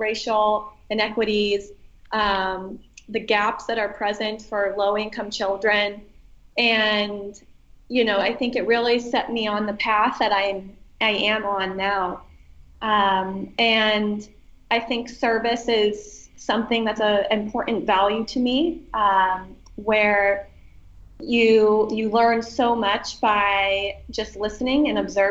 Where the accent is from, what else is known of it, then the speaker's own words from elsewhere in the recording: Erie, Pennsylvania, United States; I chose to serve in my hometown in Erie, Pennsylvania